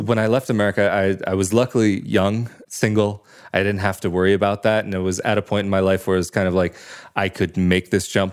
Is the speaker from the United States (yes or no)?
yes; West Coast, United States; moved away as an adult; now in Italy; growing up on the West Coast